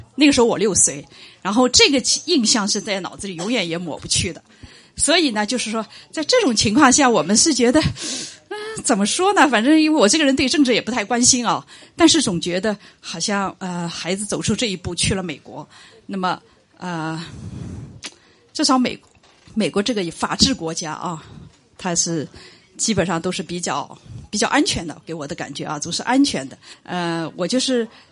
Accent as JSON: {"language": "Chinese", "region": "Shanghai", "country": "China", "tie": "born or raised there", "said": "我们其实土生土长的上海人，我们不是土生土长的上海人。啊，我也有这个，呃，这个，在淮海路上，我也有老房子"}